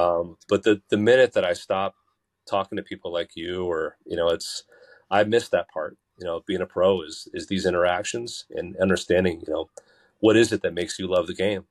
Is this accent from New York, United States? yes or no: no; Basking Ridge, New Jersey, United States; I grew up in Baskin Ridge in the shadow of Far Hills